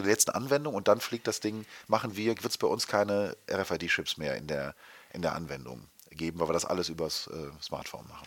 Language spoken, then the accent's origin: German; Germany; wir als Deutsche